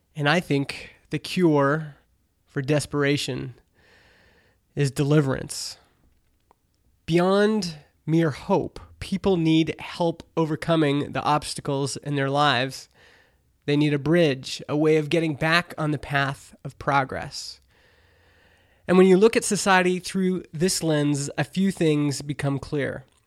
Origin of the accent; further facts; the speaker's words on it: Canada; I'm Canadian